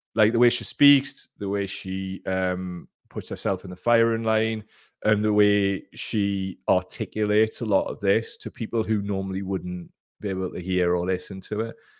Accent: Gateshead, North East England, United Kingdom; I'm from Gateshead

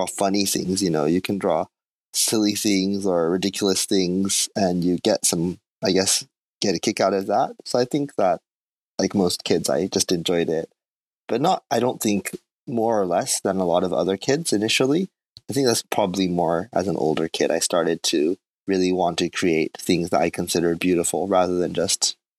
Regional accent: South Korea; born there; It's questionable as to whether I've ever actually grown up, but I was born in Korea. My mother and father were Japanese language teachers in Korea.

